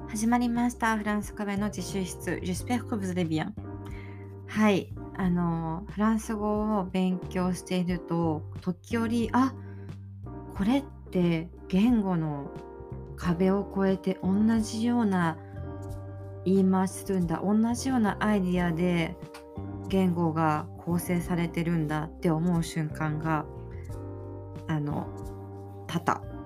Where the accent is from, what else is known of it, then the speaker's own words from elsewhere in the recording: Aichi, Japan; 私が生まれ育った愛知県